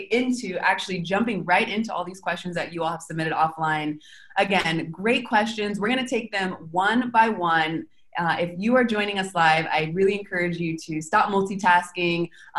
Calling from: Argentina; I'm calling from Argentina.

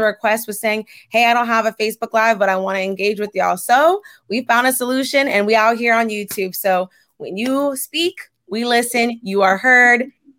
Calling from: San Diego, California, United States; I'm tuning in from San Diego, California, and I am sipping on some water.

